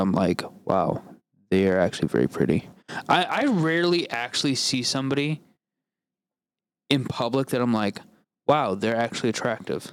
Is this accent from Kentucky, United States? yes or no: yes; Kentucky, United States; now in Missouri, United States; I'm from Kentucky